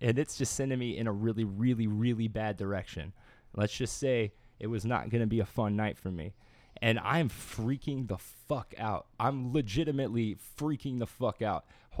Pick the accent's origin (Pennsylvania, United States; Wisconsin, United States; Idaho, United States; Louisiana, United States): Louisiana, United States; I'm not from Louisiana, but I came from Louisiana.